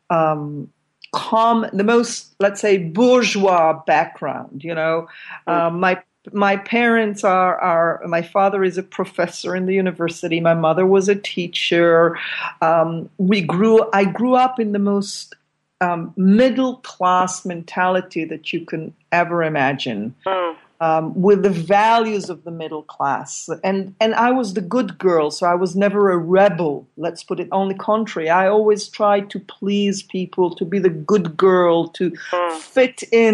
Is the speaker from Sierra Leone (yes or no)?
no; Israel; moved away as an adult; now in Amsterdam, Netherlands; I grew up in Israel. I mean, for the last 18 years, I've been living with my partner here in Amsterdam, in Holland